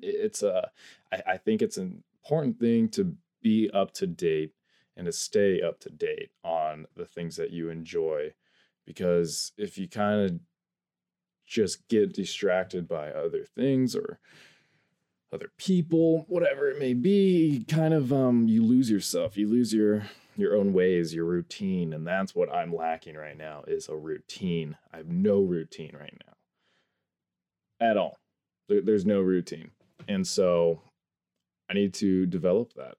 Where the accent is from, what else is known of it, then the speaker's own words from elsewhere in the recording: North Idaho, United States; I am from North Idaho, up here in the U S A.